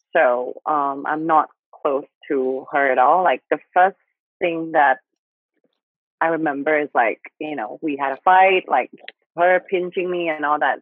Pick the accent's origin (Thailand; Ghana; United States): Thailand; accent: Thai; English is a second language; I still like have some Thai accents